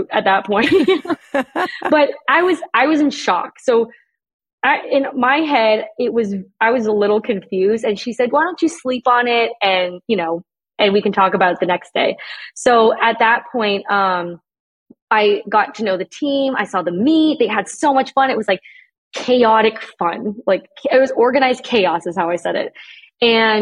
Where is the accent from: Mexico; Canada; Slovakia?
Canada; moved away as an adult; I'm Canadian.